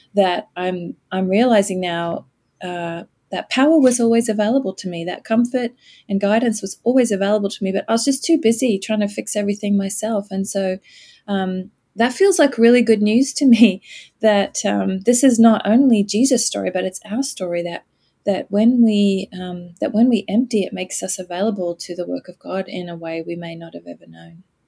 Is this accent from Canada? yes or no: no; Australia; moved away as an adult; also born or lived in United States / United Kingdom; I grew up in Australia but um, left to go to university with my very new husband back in 1989